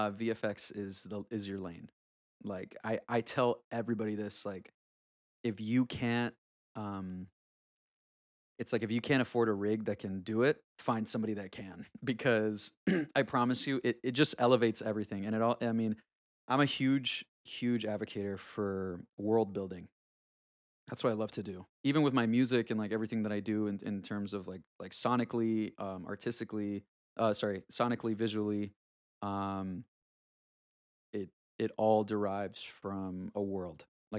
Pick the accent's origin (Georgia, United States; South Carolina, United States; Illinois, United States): South Carolina, United States; especially growing up in South Carolina, which is kind of funny.